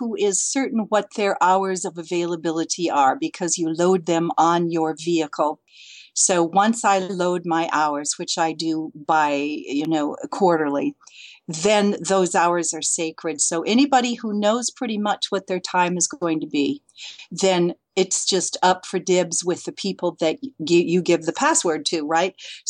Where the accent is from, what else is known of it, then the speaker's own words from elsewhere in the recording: Lansing, Michigan, United States; moved away as an adult; also born or lived in foothills of California; now in California, United States; I'm from Lansing.